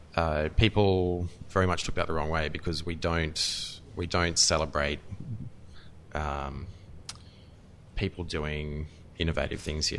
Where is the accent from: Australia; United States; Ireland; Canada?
Australia; I'm Australian